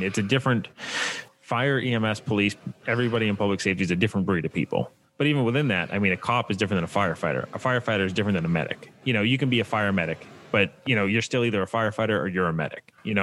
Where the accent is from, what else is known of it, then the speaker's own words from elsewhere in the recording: just outside of Boston, Massachusetts, United States; I'm originally from Massachusetts, just outside of Boston